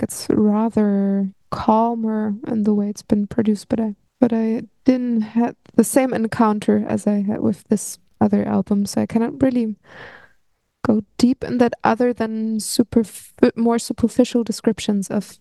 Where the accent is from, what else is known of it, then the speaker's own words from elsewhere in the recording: Berlin, Germany; I've been growing up in Berlin